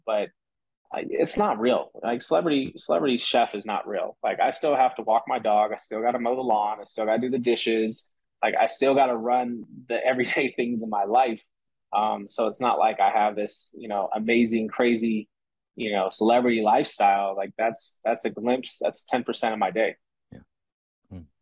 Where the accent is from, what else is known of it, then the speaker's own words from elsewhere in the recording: San Francisco, California, United States; growing up in San Francisco, like city lifestyle was a city lifestyle